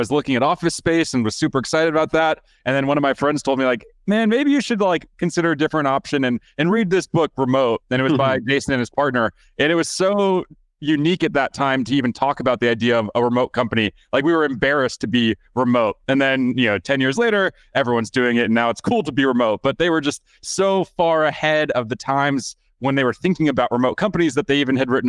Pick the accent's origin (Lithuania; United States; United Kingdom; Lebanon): Lithuania; moved away; So I was born and raised in Lithuania